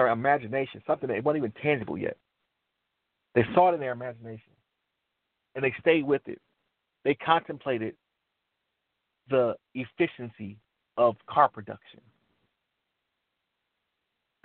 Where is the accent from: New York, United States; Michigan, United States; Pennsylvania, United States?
Michigan, United States; Detroit; I'm from Detroit, I love the automotive industry